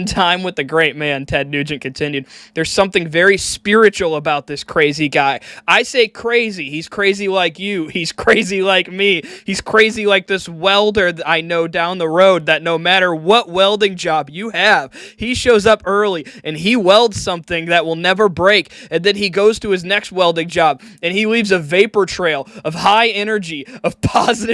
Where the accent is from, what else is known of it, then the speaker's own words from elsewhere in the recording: Oakland County, Michigan, United States; I'm from Oakland County